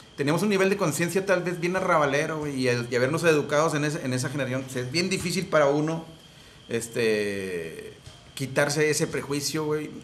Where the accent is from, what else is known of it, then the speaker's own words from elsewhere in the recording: Monterrey, Nuevo León, Mexico; cuando dicen regios, es porque somos de la región de las montañas